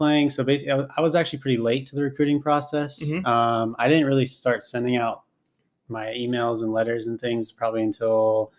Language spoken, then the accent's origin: English; Long Beach, California, United States; also born or lived in Los Angeles / Signal Hill; I grew up in Southern California in Long Beach. It's just south of LA. Basically my whole life. I was born in Los Angeles, and then we lived in Signal Hill. I didn't play golf then, but we moved to Long Beach, and I was there from basically 5 years old till I basically went to college.